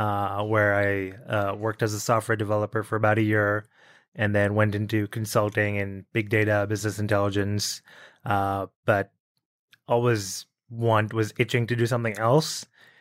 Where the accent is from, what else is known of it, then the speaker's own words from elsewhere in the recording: Bahrain; also born or lived in New Delhi, India; I was born in India, born in New Delhi, actually. And when I was five, my parents moved to Bahrain, which is a tiny island in the Middle East, sort of surrounded by the Arabian Sea.